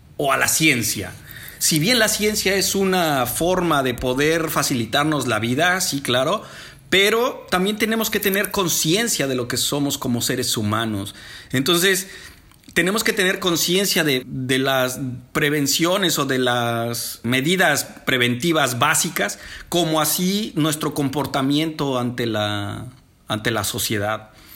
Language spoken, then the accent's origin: Spanish; Mexico; desde mi México lindo y querido